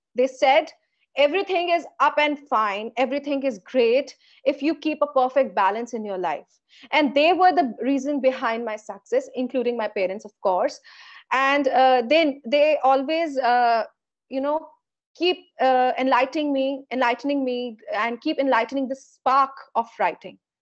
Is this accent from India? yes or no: yes; India; Being an Indian